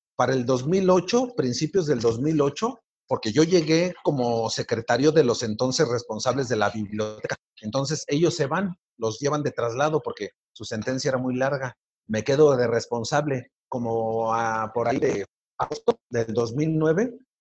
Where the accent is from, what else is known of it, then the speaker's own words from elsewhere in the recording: Mexico City, Mexico; Yo soy originario de Iztapalapa, Ciudad de México